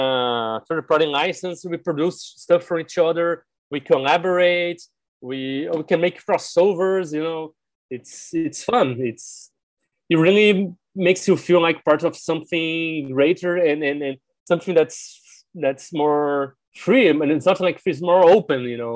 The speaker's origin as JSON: {"language": "English", "country": "Brazil", "first_language": "Portuguese", "second_language": "English"}